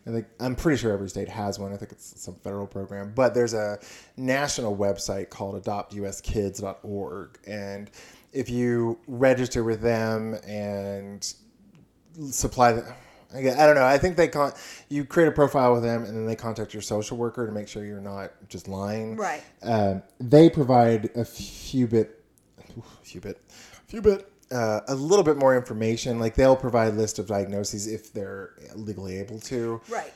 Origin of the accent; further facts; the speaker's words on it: Houston, Texas, United States; also born or lived in Austin, Texas; now in Huntsville, United States; I grew up in Houston and Austin